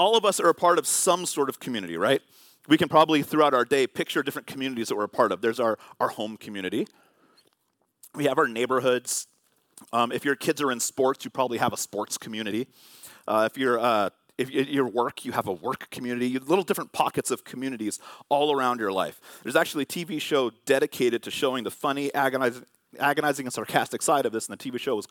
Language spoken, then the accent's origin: English; Vallejo, California, United States; when I was growing up in Vallejo in California, we had a fence